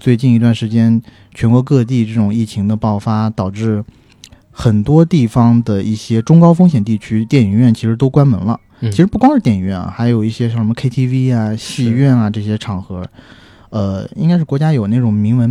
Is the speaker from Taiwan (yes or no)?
no; southern China, China; 我作为南方人，